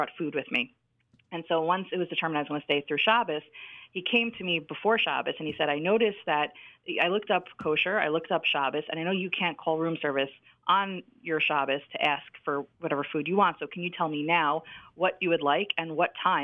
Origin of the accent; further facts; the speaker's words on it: United States; I'm American